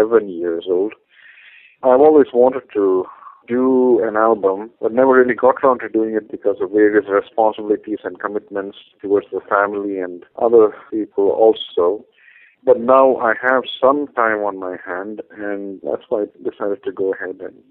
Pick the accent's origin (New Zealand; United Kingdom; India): India; first language Malayalam; English is a second language; My mother tongue is actually a language called Malayalam